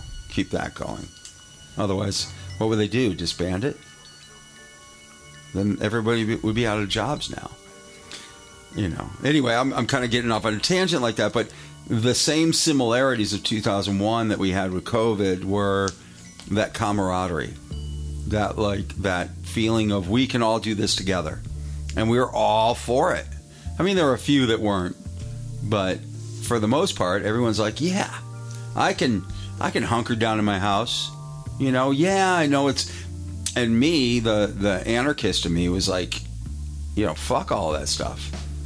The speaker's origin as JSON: {"language": "English", "region": "Western Massachusetts", "country": "United States", "tie": "born or raised there", "said": "I grew up in Western Massachusetts."}